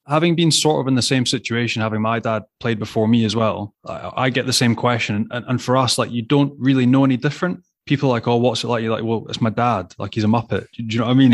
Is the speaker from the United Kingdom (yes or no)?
yes; Glasgow, Scotland, United Kingdom; you're growing up in Glasgow